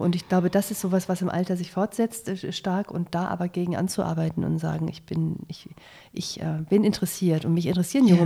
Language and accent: German; Germany; als Deutsche